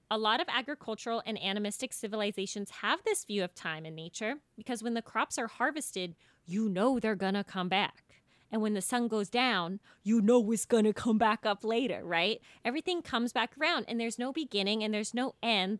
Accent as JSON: {"language": "English", "town": "Folsom", "region": "California", "country": "United States", "tie": "born or raised there", "said": "growing up in Folsom, California, which was a cow town at the time"}